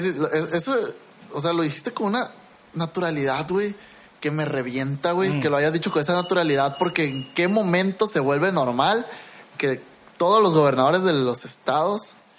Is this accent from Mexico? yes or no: yes; Mexico; Yo también soy mexicano